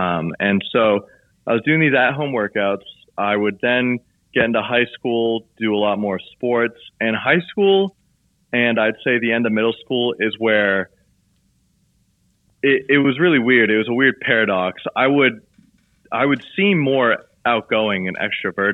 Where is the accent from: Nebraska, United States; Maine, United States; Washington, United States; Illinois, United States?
Maine, United States; Southern; growing up in Southern Maine where it's just all outdoor activities.